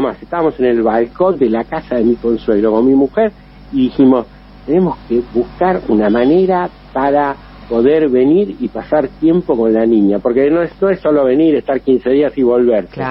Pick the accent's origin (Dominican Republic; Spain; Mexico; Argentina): Argentina; Chascomús, Buenos Aires Province; accent: Argentine; moved away as an adult; now in Rome, Italy; vos sos argentino